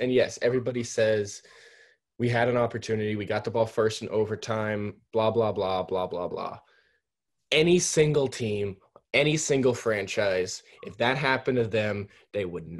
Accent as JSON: {"language": "English", "area": "Bay Area", "region": "California", "country": "United States", "tie": "born or raised there", "said": "I was born and raised out here in the Bay Area, California."}